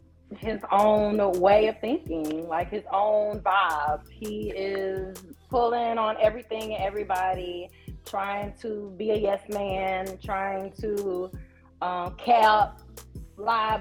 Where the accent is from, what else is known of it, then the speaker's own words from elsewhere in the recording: Houston, Texas, United States; also born or lived in New York; I am from Houston, grew up in Greens Point, Texas